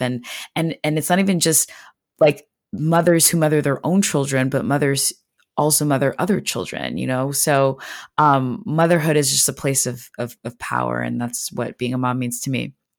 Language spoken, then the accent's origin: English; Montreal, Quebec, Canada; moved away as an adult; now in United States; I'm actually originally from Montreal, Quebec, which is, um, a city in Canada. Um, so I grew up speaking French and English